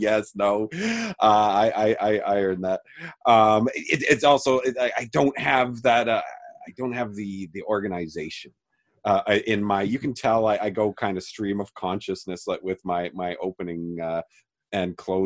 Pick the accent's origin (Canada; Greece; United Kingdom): Canada; as a Canadian.